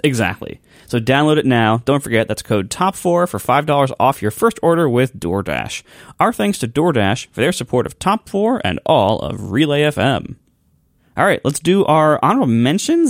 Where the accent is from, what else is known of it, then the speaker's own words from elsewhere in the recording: Ohio, United States; I'm from Ohio